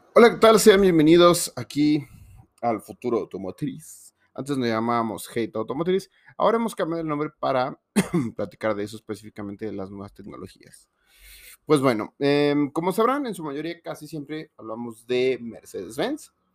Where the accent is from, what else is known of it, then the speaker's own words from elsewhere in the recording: Mexico; en México